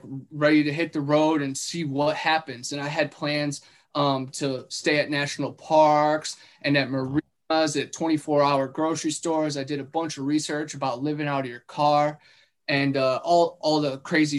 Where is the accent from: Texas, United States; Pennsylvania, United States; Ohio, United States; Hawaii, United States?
Ohio, United States; Cleveland; moved away as an adult; now in Florida, United States; I'm from Ohio, originally Cleveland, right on Lake Erie, and now I live in Florida